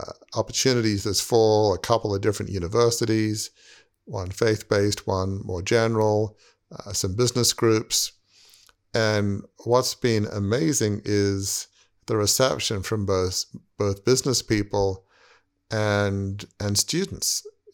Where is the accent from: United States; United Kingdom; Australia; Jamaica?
Australia; I remember at an early age, teenage, growing up in Australia, in my mind's eye, I saw myself taking a leading role in Fairfax Media